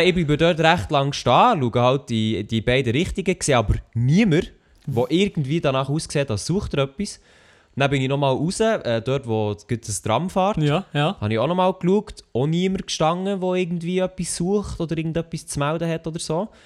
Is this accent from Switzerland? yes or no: yes; Switzerland; Schweizer Rapper, wo ich herkomme